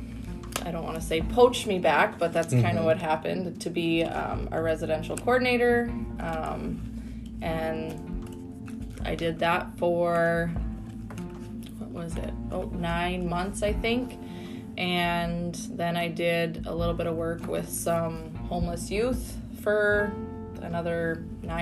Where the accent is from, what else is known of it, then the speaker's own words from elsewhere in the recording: Canada; moved away as an adult; I'm Canadian